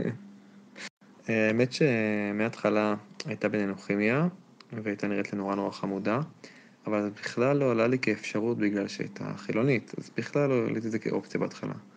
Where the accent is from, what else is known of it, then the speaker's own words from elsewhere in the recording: Jerusalem, Jerusalem District, Israel; גדלתי בירושלים